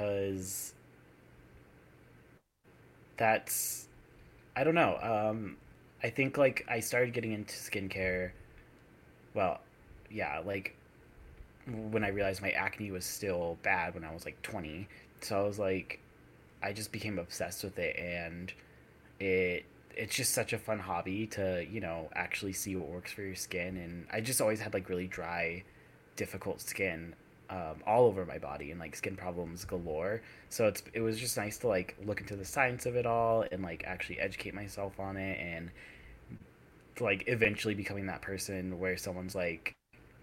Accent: Virginia, United States; I was born in Virginia, where it's, like, pretty cold winters

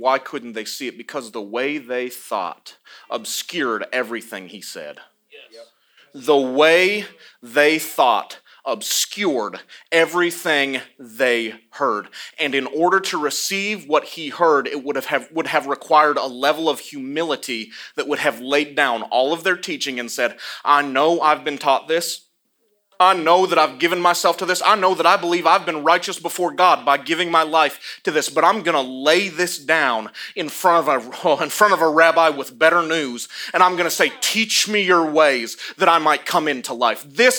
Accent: Iowa, United States; accent: confused, a little bit southern; also born or lived in the South, United States; I'm from Iowa, but I sound a little bit southern because I lived in the South long enough, and it's confusing when I talk, so...

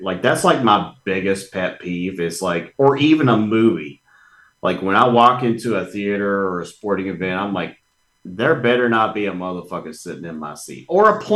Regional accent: Kentucky, United States; I grew up in Kentucky. I'm from the South

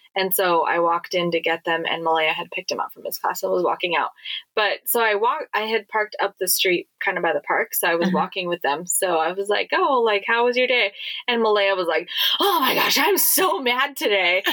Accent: Hawaii, United States; being born and raised in Hawaii

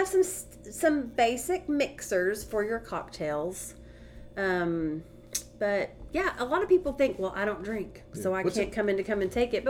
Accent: Athens, Texas, United States; also born or lived in Houston, Texas / Austin, Texas; I actually wasn't born in Athens. I was born in Houston. I hate to admit that, but I did move to Athens so when I was 6 weeks old.

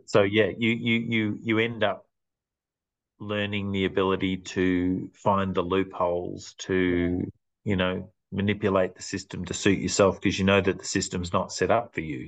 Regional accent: Clayton, Victoria, Australia; now in Macedon Ranges, Australia; I grew, grew, up in a very multicultural area called Clayton

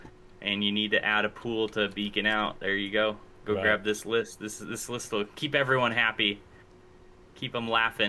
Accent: United Kingdom; And since I'm from Britain, I better try those out.

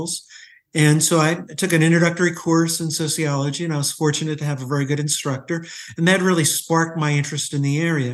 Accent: Atlantic City, New Jersey, United States; I grew up in Atlantic City during the 1950s and 1960s

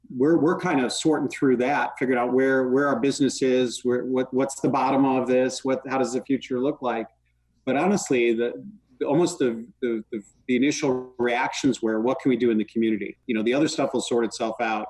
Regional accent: Chicago, Illinois, United States; moved away; I'm from Chicago originally

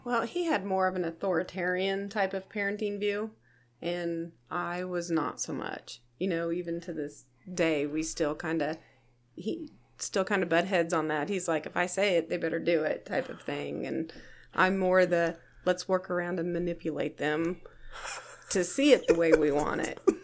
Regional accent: Nickerson, Kansas, United States; I grew up here in Reno County, Nickerson

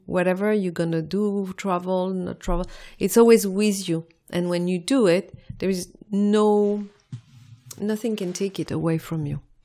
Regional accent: Morocco; also born or lived in France; now in London, United Kingdom; I was born in Morocco

